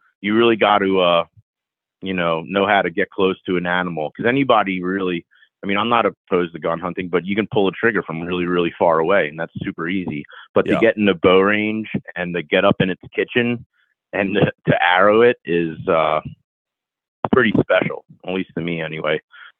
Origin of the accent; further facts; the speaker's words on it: Pennsylvania, United States; now in Arizona, United States; growing up in Bucks County, Pennsylvania, I've taken an archery lesson from a professional. But when I moved out here, the Arizona Archery Club was right down the street from my house